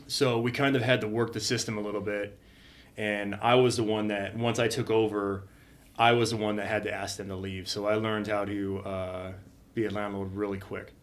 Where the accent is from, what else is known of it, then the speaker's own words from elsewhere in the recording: Redlands, California, United States; now in Spokane, United States; I grew up in a a small city, Redlands, California, down in uh, down about forty five minutes east of L.A.